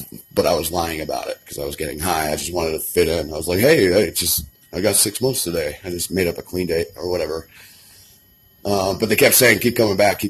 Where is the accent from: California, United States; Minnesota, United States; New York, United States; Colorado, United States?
Colorado, United States; Kittredge; Born and raised in Colorado, I grew up near Red Rocks in a town called Kittredge